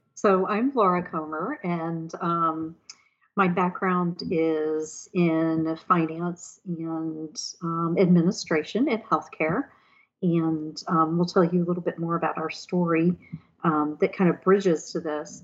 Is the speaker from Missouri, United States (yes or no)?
no; Houston, Texas, United States; moved away as an adult; also born or lived in Sugar Land, Texas; now in Mayodan, United States; we were raised in Houston, Texas